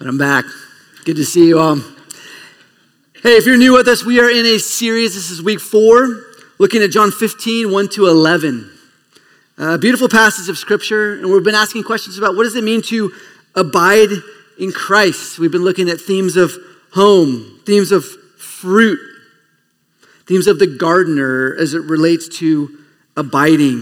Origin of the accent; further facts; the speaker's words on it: Escondido, California, United States; I am from Escondido